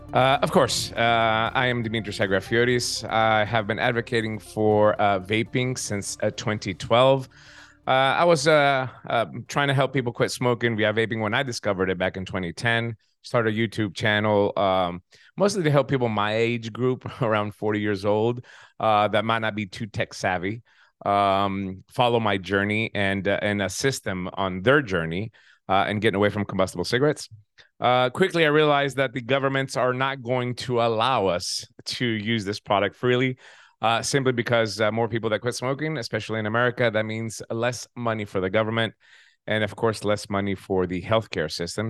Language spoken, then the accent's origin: English; United States; moved away as an adult; also born or lived in Tennessee; now in Greece; I am an American